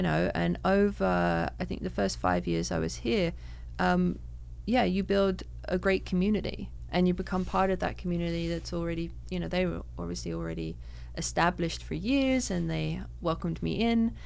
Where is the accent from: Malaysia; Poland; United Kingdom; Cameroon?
United Kingdom; London; now in Canada; growing up in London